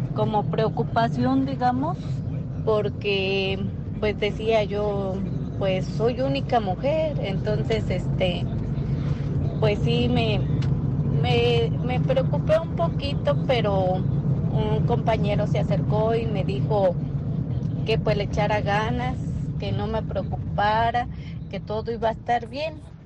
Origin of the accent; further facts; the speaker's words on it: Mexico; moved away as an adult; como todo mexicano